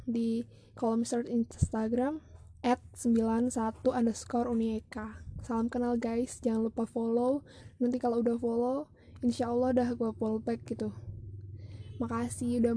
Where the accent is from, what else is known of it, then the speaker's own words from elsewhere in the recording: East Java, Indonesia; Gue dari East Java. Kalau nggak tahu East Java di mana, di Pulau Jawa tepatnya. Pulau Jawa yang sebelah mana? Sambungnya Madura. Tahu kan lah pasti yang ibu kotanya Surabaya.